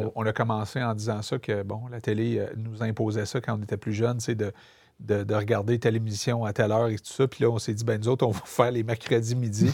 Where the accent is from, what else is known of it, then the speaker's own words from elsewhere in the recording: Montreal, Quebec, Canada; je viens de Montréal-Nord, je viens famille très modeste